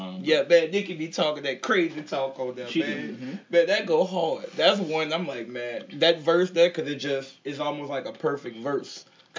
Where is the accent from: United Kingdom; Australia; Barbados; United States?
United States; the South; Growing up in the South out here